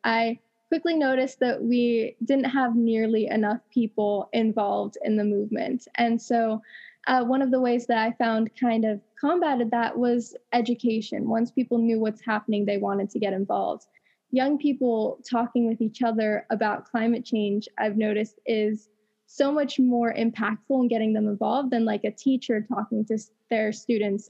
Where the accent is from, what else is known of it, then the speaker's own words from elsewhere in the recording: hometown near Paradise, California, United States; I was in my hometown when one of the worst wildfires in history at the time happened, the Camp Fire in Paradise, California